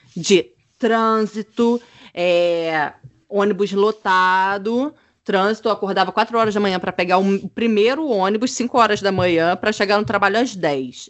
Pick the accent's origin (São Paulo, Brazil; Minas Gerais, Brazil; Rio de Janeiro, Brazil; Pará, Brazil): Rio de Janeiro, Brazil; moved away as an adult; also born or lived in France; now in Germany; eu sou do Rio de Janeiro